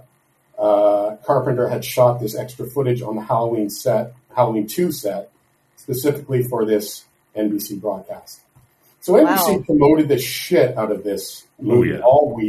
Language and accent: English; Canada; I'm Canadian